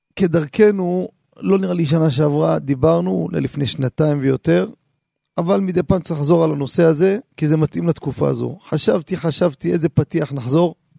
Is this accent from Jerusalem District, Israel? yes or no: yes; Jerusalem, Jerusalem District, Israel; אני כילד קטן שגדלתי בשכונה